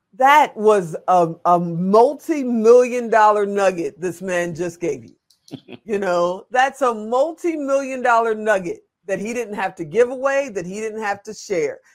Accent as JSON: {"language": "English", "town": "Chicago", "region": "Illinois", "country": "United States", "said": "I'm from Chicago"}